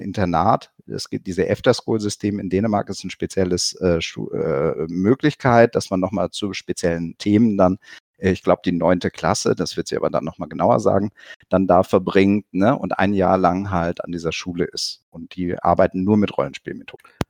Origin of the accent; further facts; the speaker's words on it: near Cologne, North Rhine-Westphalia, Germany; ich komme selber aus der Nähe von Köln